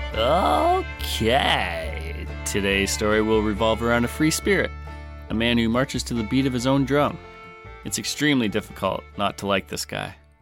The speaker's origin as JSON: {"language": "English", "country": "Canada", "said": "I'm your Canadian host"}